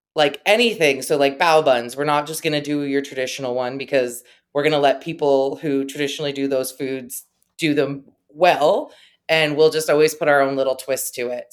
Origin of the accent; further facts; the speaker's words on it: Talbotville, Ontario, Canada; moved away as an adult; also born or lived in St. Thomas, Ontario; now in London, Canada; I am from Talbotville, Ontario, which is very close to Saint Thomas, where I went to school